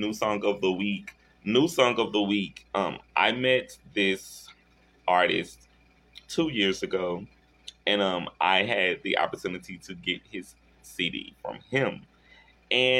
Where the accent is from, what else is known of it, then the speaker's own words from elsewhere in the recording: Shreveport, Louisiana, United States; my hometown in Shreveport